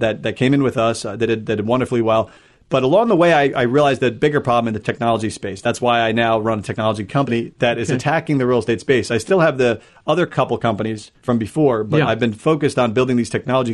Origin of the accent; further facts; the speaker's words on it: upstate New York, United States; moved away as an adult; also born or lived in San Francisco, United States / Seattle, United States; now in Austin, United States; I'm Irish Catholic background, raised in upstate New York